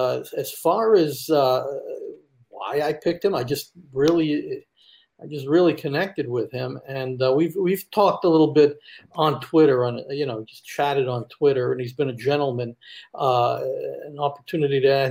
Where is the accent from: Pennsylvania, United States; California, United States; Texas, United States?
Pennsylvania, United States; Philadelphia; now in Central Florida, United States; I'm from the Philadelphia area. I now live in Central Florida